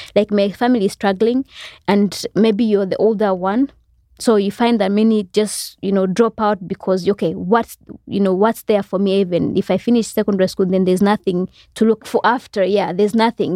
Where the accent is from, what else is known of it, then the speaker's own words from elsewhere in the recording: Malawi; also born or lived in Rwanda / Congo; I grew up, for the most part, in Zale-, like a refugee camp. When we got there, I was about eight years old